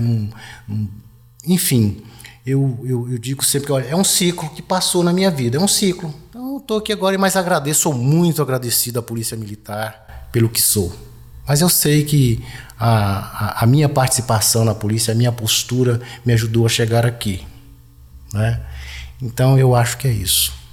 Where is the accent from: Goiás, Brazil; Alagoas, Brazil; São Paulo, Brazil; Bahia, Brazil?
Goiás, Brazil; moved away; eu sou lá de Goiás Velho